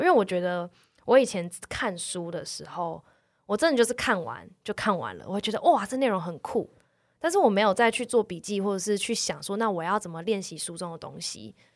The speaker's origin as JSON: {"language": "Chinese", "town": "Taipei", "country": "Taiwan", "tie": "born or raised there", "said": "我从小就在这里。这个地方是我长大放松、快乐，但是也是有压力读书的地方"}